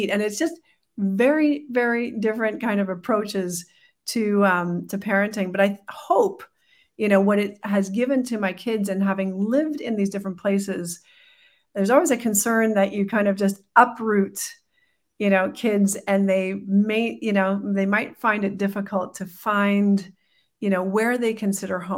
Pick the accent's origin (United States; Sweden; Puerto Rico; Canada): Canada; Well, we're a bicultural family, so we've got um, my husband's Colombian, I'm Canadian.